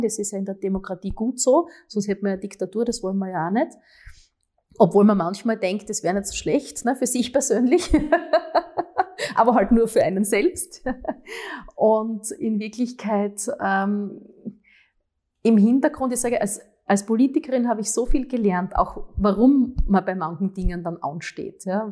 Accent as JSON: {"language": "German", "town": "Graz", "region": "Styria", "country": "Austria", "said": "die Stadt, die unsere Heimat ist"}